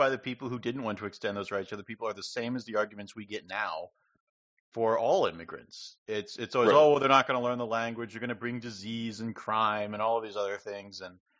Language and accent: English; United States; I'm an American